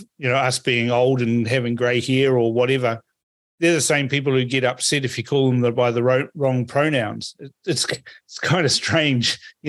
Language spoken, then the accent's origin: English; Fiji; now in New Zealand; I was born in Fiji, so, you know, I'm a Kaiwiti. I was born in Fiji.